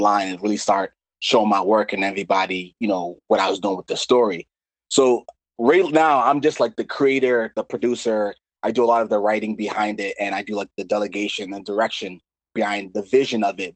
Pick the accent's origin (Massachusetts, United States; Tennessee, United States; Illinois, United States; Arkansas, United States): Massachusetts, United States; Lowell; I was born and raised in Lowell, Massachusetts.